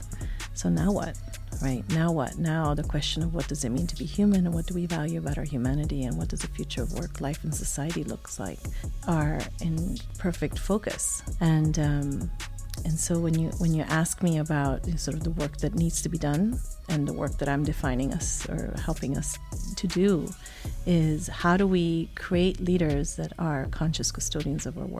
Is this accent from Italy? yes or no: yes; Italy; also born or lived in Switzerland; So I'm a child of the world, if you will. I was born in Switzerland, raised in Italy, German mom, American dad, lived just about all the continents, and speak five languages.